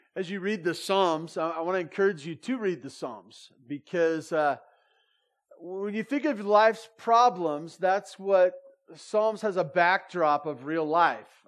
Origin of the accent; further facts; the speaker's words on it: Santa Barbara, California, United States; now in Bear Valley, United States; I grew up in Santa Barbara